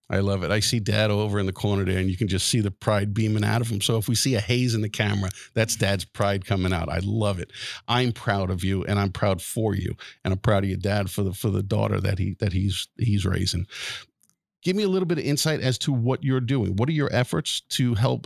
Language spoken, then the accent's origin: English; Wantagh, New York, United States; my hometown of Wantagh